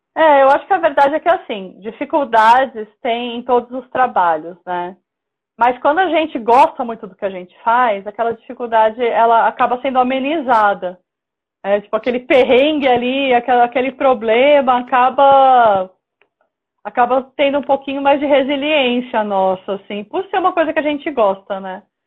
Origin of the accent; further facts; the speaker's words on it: Praia Grande, São Paulo, Brazil; now in São Paulo, Brazil; eu moro em São Paulo, mas eu sou do litoral de São Paulo. Eu nasci na Praia ah, Grande.